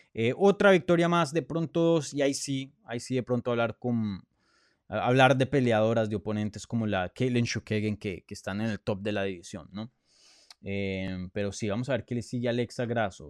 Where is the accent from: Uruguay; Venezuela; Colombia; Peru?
Colombia; first language Spanish; moved away; Yo soy colombiano, nací en Colombia